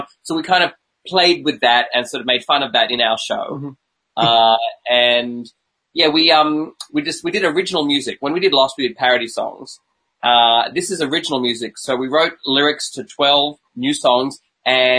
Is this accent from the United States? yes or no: no; Australia; I'm …